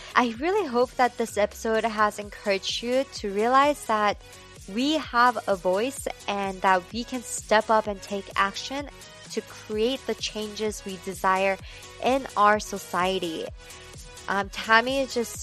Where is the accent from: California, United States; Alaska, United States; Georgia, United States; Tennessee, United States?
California, United States; Orange County; us growing up in Orange County